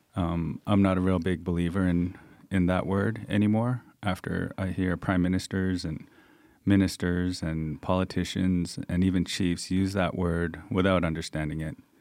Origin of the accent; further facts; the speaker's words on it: Coast Salish Territories, British Columbia, Canada; also born or lived in Thunder Bay / Victoria; I'm from the Stallow Nation, which is the Coast Salish Territories in, uh, the, on the West Coast